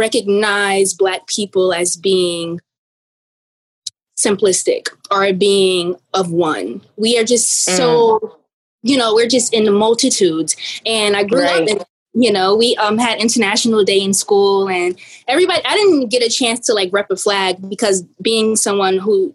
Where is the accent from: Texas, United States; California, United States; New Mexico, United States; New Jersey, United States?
New Jersey, United States; East Orange; So I'm from East Orange, New Jersey, which has always been the seed of my inspiration.